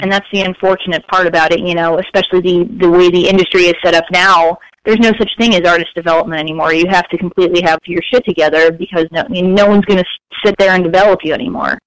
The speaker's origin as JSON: {"language": "English", "town": "Fort Lauderdale", "region": "Florida", "country": "United States", "tie": "born or raised there", "also_born_or_lived": "Staten Island, New York", "moved": "as an adult", "lives_now": "California, United States", "said": "I was born in Staten Island, New York, but I spent my formative years in Fort Lauderdale, Florida"}